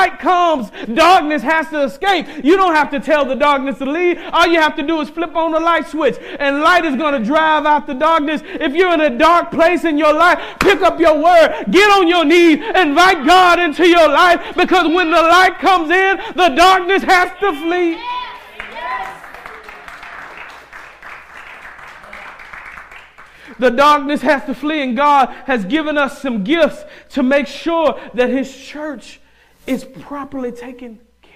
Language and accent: English; the South, United States; I'm from the South